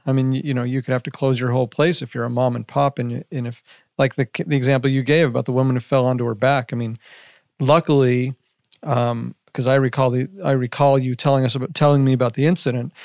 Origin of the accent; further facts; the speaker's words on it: Las Vegas, Nevada, United States; I grew up in Las Vegas, uh, since I was about three years old